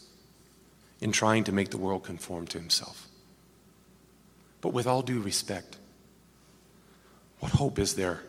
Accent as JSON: {"language": "English", "country": "United States", "said": "as an American seminary student"}